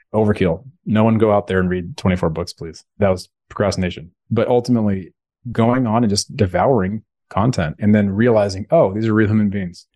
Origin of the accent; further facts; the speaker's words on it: Bay Area, California, United States; Growing up in the Bay Area, California, that's where I'm sitting right now. I live in Alameda